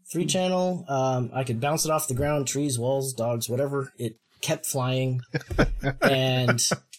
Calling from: Portland, Oregon, United States; Oh, I am in near enough to Portland, Oregon. Just other side of the country from you guys, really.

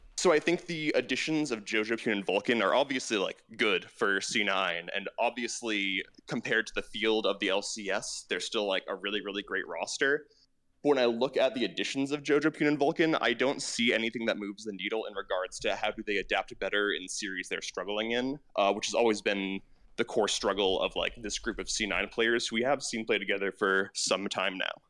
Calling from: New York City, New York, United States; I'm calling from New York City

